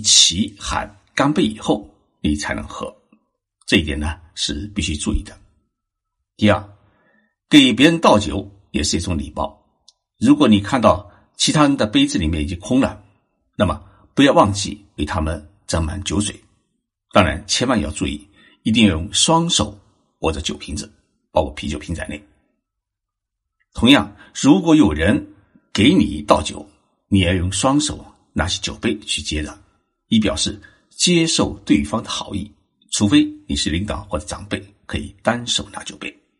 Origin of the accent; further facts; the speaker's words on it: Zhejiang, China; now in Japan; 我是浙江人，小时候吃年夜饭的时候啊，家家户户都要把大棚关起来，不能大声说话，不能敲击碗筷。吃完年夜饭后，要将桌子上的碗筷收拾干净以后，再打开大门，这叫做闭门生财，开门大吉